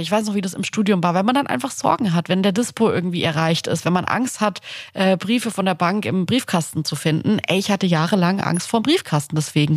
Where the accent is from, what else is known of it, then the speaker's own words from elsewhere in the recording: Swabia, Germany; Und zwar bin ich im Schwabenland geboren.